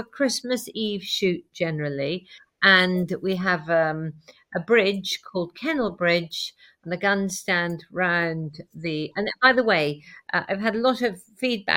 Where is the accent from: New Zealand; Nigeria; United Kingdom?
United Kingdom; Wales; now in Belvoir Castle, United Kingdom; I'm a Welsh farmer's daughter by birth